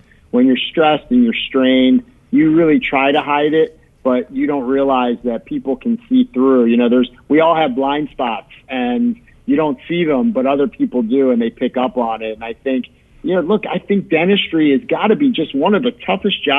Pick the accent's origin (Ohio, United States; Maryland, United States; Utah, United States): Maryland, United States; Baltimore; moved away as an adult; now in Chicago, United States; I'm originally from Baltimore